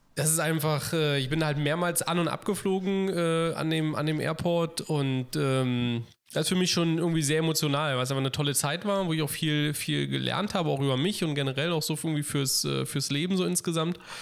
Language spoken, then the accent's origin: German; Berlin, Germany; Berlin, einfach weil es meine Heimatstadt ist und, und weil man eben sozusagen so Kindheitserinnerungen daran hat